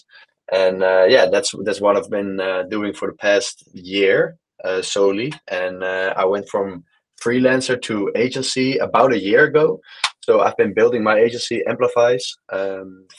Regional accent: Netherlands; moved away as an adult; now in Malaga, Spain; I'm from the Netherlands. I am currently in Malaga in Spain

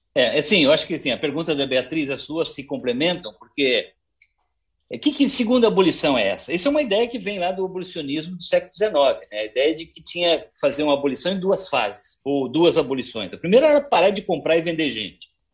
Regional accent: Paraná, Brazil; lá no meu estado, no Paraná

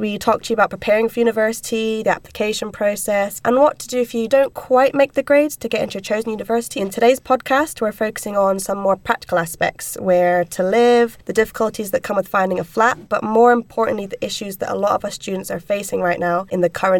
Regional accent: Inverness, Scotland, United Kingdom; It usually costs like £70, because I'm from Inverness, so I've travelled from there.

